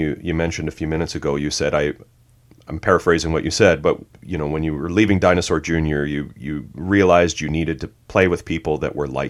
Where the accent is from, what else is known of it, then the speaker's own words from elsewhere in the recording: Canada; I'm Canadian